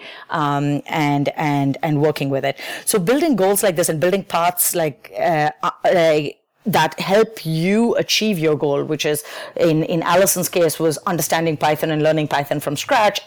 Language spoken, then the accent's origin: English; India; moved away as an adult; I grew up in India, and my entire schooling up to high school was very force-fed